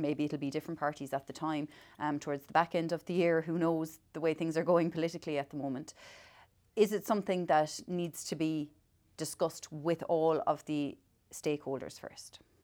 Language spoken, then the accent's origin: English; the West of Ireland, Ireland; I'm from the West